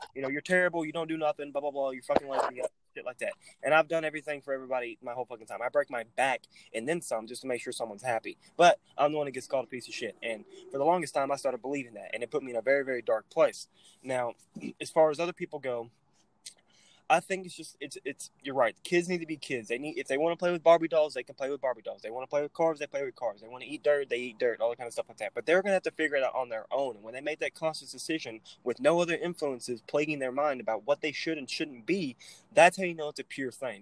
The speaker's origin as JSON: {"language": "English", "region": "Texas", "country": "United States", "said": "I'm from Texas."}